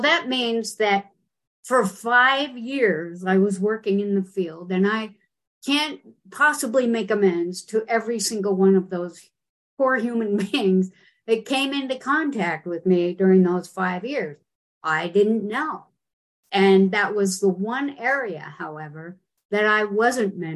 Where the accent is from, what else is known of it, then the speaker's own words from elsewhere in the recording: Utah, United States; I grew up in Utah